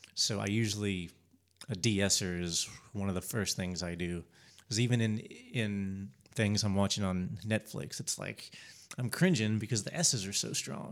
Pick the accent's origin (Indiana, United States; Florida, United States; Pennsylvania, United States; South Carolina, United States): South Carolina, United States; Spartanburg; I grew up in Spartanburg.